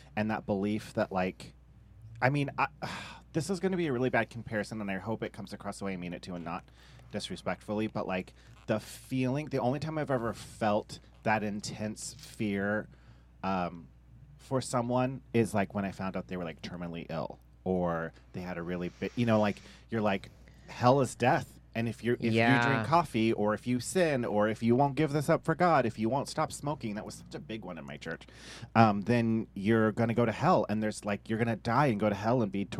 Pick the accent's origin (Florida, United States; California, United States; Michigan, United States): California, United States; Humboldt County; I grew up here in Humboldt County